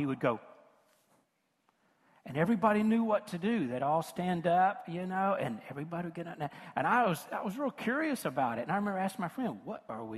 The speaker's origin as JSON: {"language": "English", "region": "rural West Tennessee", "country": "United States", "tie": "born or raised there", "also_born_or_lived": "Memphis", "moved": "yes", "said": "from rural West Tennessee where I was raised"}